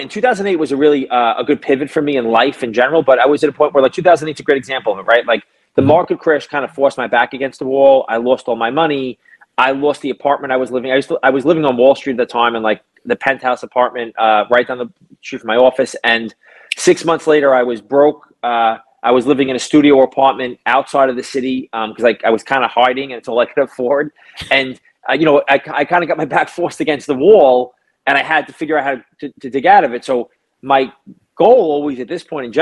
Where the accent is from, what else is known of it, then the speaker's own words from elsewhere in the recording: New York City, New York, United States; I'm a kid from Brooklyn, New York. I grew up in an Italian neighborhood